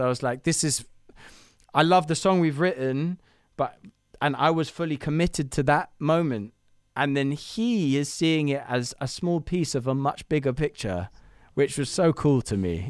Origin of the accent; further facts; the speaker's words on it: London, United Kingdom; I'm building a studio, um, in Camden, which is my hometown